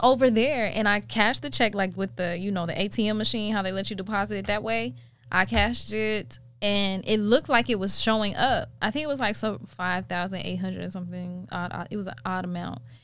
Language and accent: English; South Carolina, United States; moved away; I'm from South Carolina